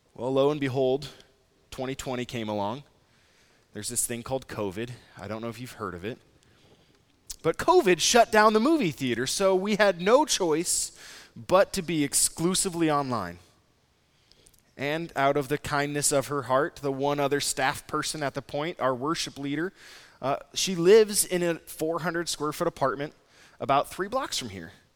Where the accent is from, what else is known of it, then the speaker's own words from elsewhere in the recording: Nebraska, United States; moved away; also born or lived in San Francisco / Saint Louis; I'm from Nebraska.